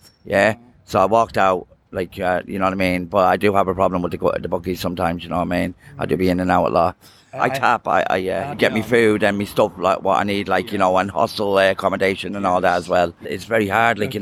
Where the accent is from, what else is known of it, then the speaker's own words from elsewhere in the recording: Galway, Connacht, Ireland; moved away as an adult; now in Dublin, Ireland; I'm from Galway originally, came homeless, landed in Dublin